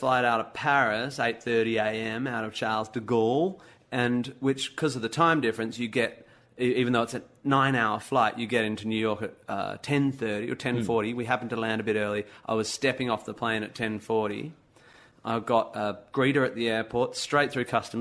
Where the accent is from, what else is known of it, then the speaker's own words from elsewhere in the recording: Australia; I'm an Aussie